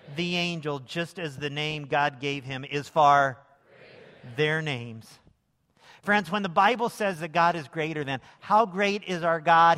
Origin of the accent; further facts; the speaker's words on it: Lincoln, Illinois, United States; moved away as an adult; also born or lived in Las Vegas; I grew up downstate in Lincoln, Illinois